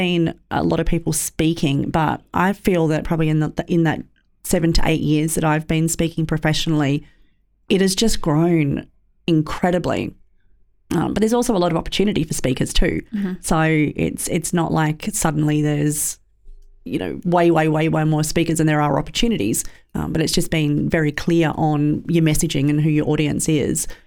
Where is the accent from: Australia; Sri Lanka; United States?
Australia; Sydney, New South Wales; growing up in Western Sydney